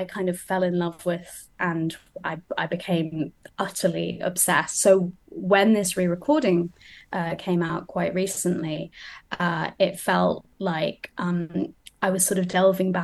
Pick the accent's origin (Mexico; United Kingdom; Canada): United Kingdom; Wolverhampton, West Midlands; also born or lived in United States; I was raised largely in Wolverhampton